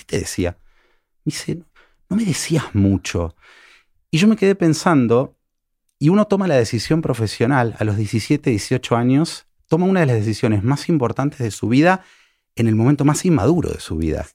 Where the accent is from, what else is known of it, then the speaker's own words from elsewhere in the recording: Argentina; now in Mexico; soy, argentino